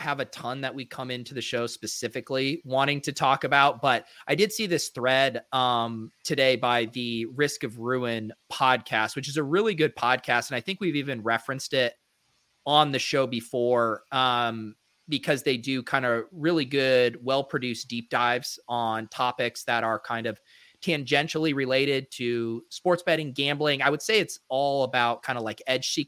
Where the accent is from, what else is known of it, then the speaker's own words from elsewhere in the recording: Colorado, United States; moved away; also born or lived in San Diego; growing up in Colorado